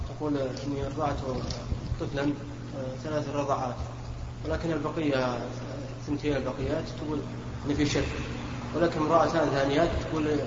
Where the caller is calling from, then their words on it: Kuwait; جيناك من الكويت